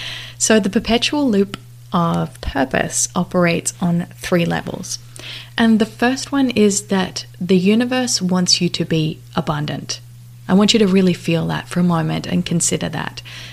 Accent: Australia; now in Las Vegas, United States; I had two girls with my new husband, and we live in Las Vegas. I moved from Australia to Las Vegas about 2 years ago, and life has never been the same.

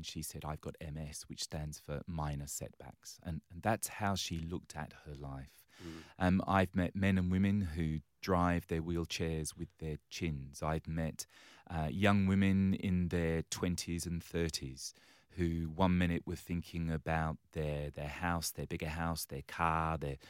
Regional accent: England, United Kingdom; now in Australia; And yes, you might pick from my accent that I originally hail from the other side

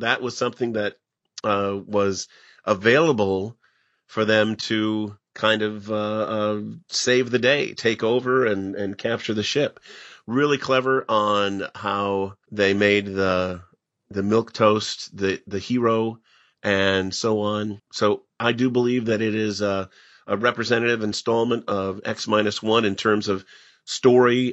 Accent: Pekin, Illinois, United States; my hometown

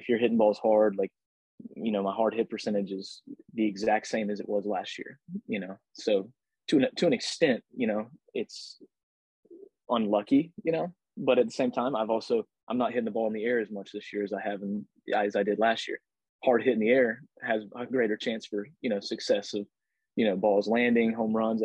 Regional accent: Pensacola, Florida, United States; Pensacola. That's my hometown, Pensacola, Florida.

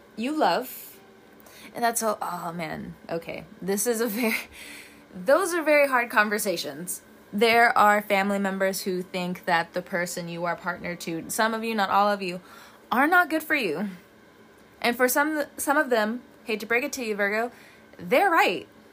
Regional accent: California, United States; moved away; also born or lived in the South (US); I'm from California, the one version of California. I get it, but I've also lived in the South for a very long time

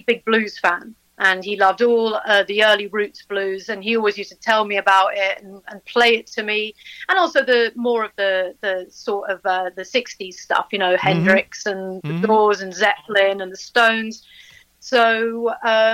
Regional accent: London, United Kingdom; moved away as an adult; now in Buckinghamshire, United Kingdom; I'm a London girl originally.

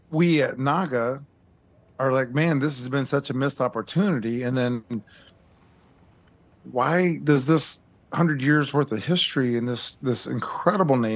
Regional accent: Oklahoma, United States; moved away; I'm from Oklahoma originally.

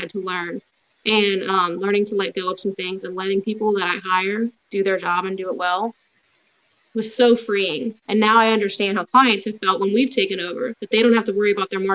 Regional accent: Baton Rouge, Louisiana, United States; now in Denham Springs, United States; growing up in Baton Rouge

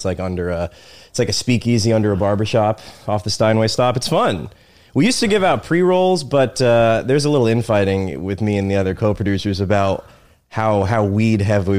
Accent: Annapolis, Maryland, United States; I grew up in Annapolis, Maryland, on the water.

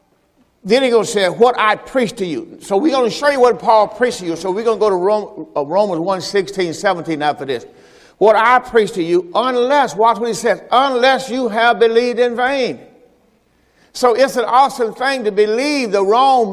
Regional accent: Mississippi, United States; I'm from the South, from Mississippi, the plantation

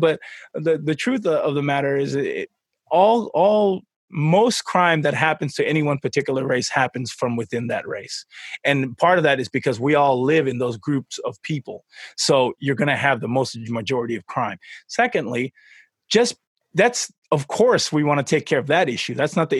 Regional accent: Tonga; moved away; So I'm from Tonga. I was born there and we moved over here.

